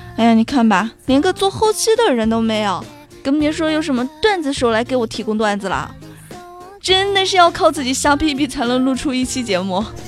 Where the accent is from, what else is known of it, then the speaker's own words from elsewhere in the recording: China; 在我们中国